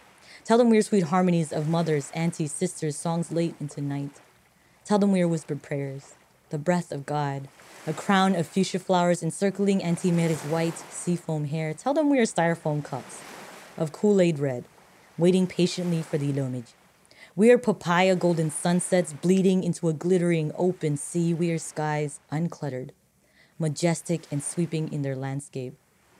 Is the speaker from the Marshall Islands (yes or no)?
yes; Marshall Islands